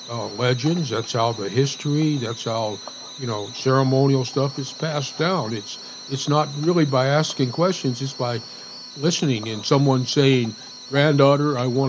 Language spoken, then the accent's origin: English; Ruidoso, New Mexico, United States; I grew up in Ruidoso over in southern New Mexico, and I was around the Mescalero all the time.